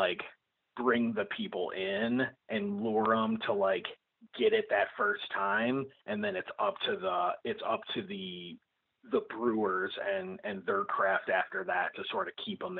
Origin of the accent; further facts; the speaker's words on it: Illinois, United States; I'm just a dude from Illinois